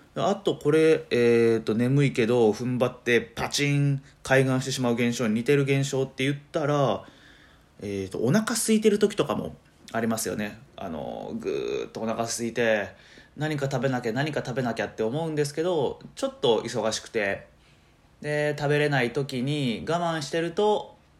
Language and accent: Japanese; Matsuyama, Ehime, Japan; moved away as an adult; also born or lived in Niihama, Japan; now in Tokushima, Japan; 今徳島に住んでるんですけど出身は愛媛でしてで愛媛ってあの片道2時間半ぐらいかかるんですよね僕は松山市出身あ違う出身は新居浜市っていうとこなんですけどえー、3歳の時にね、えー、親の都合